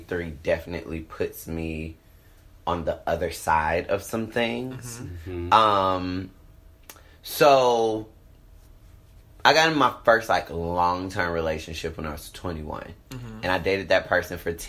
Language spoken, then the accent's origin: English; Atlanta, Georgia, United States; I'm from Atlanta. I live in Atlanta.